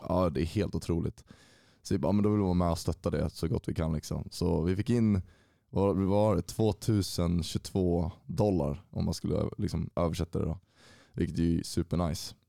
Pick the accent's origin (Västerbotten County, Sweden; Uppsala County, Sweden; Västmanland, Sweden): Uppsala County, Sweden; Uppsala; jag är född och uppvuxen i Uppsala, 25 år gammal och har bott i stan hela mitt liv.